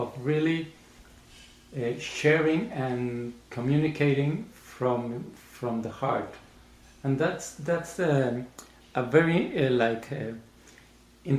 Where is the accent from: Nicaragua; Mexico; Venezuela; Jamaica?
Mexico; Mexico City; I grew up in Mexico. I was born in Mexico City